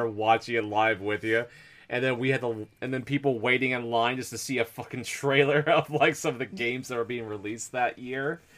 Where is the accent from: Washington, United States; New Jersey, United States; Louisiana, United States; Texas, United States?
Washington, United States; moved away; living in the, uh, Pacific Northwest and stuff, near Forks, Washington